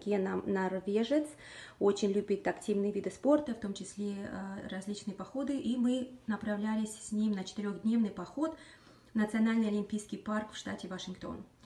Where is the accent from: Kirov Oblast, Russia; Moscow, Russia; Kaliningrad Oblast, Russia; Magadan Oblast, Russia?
Magadan Oblast, Russia; Magadan; moved away as an adult; now in Washington, United States; я сама из Магадана, Дальнего Востока, прожила там практически половину своей жизни на сегодняшний момент.